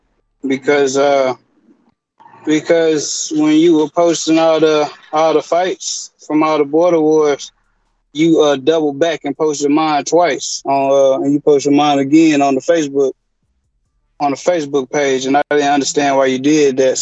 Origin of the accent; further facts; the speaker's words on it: Dallas, Texas, United States; I'm from Oak Cliff, man. I'm from, Oak Cliff, Singing Hills, Highland Hills, you know. And I live a little bit everywhere in Dallas, but that's where I'm originally from